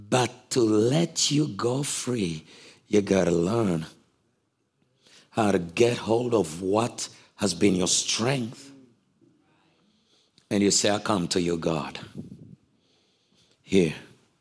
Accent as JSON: {"language": "English", "country": "Uganda", "said": "I'm from Africa"}